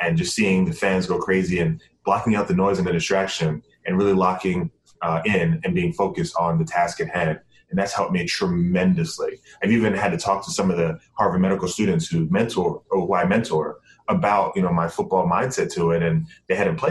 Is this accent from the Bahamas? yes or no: yes; Bahamas; moved away; I'm from the Bahamas and have always wanted to, give back to my home country